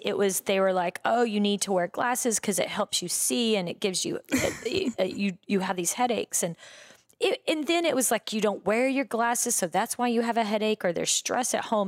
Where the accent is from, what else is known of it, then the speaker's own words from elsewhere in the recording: Breckenridge, Texas, United States; moved away as an adult; also born or lived in New York; now in Los Angeles, United States; I grew up, um, in a small town in West Texas called Breckenridge